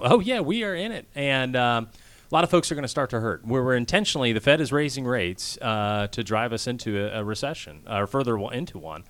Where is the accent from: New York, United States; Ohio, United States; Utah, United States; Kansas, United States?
Kansas, United States; moved away as an adult; also born or lived in Washington, D.C. / Philadelphia; now in Georgia, United States; I grew up actually in Kansas